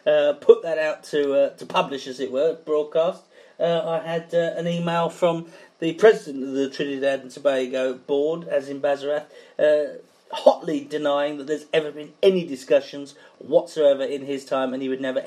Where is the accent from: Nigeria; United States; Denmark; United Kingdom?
United Kingdom; England; as an Englishman.